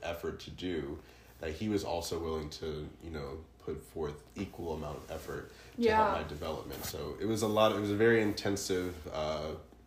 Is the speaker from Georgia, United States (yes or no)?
yes; Atlanta, Georgia, United States; I'm originally from Atlanta, Georgia. I was born and raised there